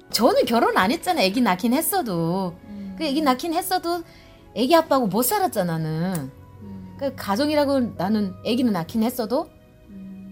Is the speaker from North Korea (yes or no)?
yes; North Korea; now in Georgia, United States; 나는 이제 이북 사람이고